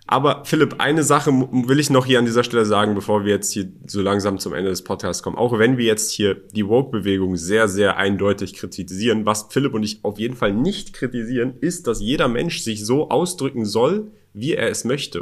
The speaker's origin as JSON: {"language": "German", "region": "Berlin", "country": "Germany", "tie": "born or raised there", "moved": "as an adult", "lives_now": "Dubai, United Arab Emirates", "said": "ich bin in Berlin aufgewachsen ich bin in Berlin geboren und aufgewachsen"}